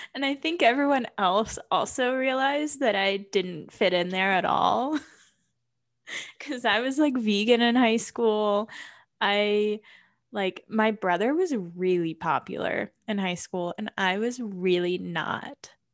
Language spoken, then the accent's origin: English; New Albany, Ohio, United States; moved away as an adult; now in Colorado, United States; I am from New Albany, Ohio.